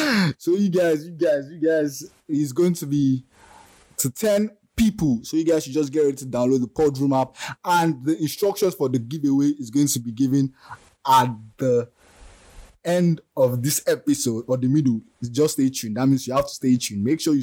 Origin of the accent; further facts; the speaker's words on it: Nigeria; As a Nigerian